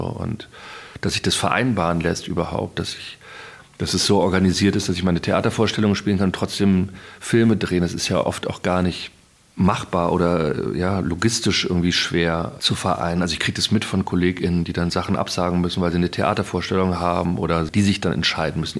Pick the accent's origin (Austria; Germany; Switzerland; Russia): Germany; Berlin; ich komme ja aus Berlin und ich komme ja aus der Gegend